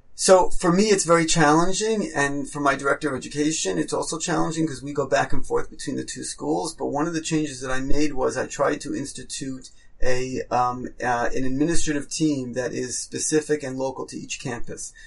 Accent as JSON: {"language": "English", "region": "New York", "country": "United States", "tie": "born or raised there", "also_born_or_lived": "Israel", "moved": "as an adult", "lives_now": "Toronto, Canada", "said": "I grew up in New York. Uh, I was a typical New Yorker in many ways"}